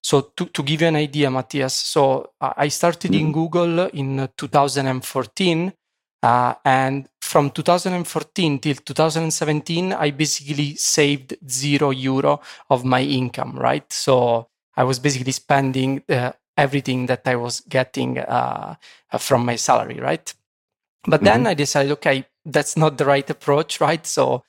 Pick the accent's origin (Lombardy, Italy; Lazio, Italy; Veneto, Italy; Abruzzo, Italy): Abruzzo, Italy; Sulmona; English is a second language; moved away as an adult; now in Poland; and I'm from Italy, 31 years old. So from Italy, basically, I grew up in a small city in the center of Italy. It's called Sulmona, like, you know, with 25,000 citizens. And after, you know, my Erasmus in Poland, I decided to move permanently from Italy to Poland.